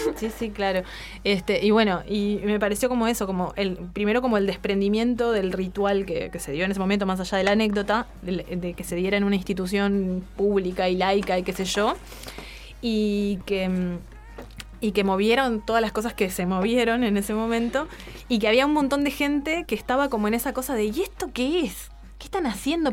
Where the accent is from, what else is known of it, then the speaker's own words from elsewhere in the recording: Uruguay; acá en Uruguay tenemos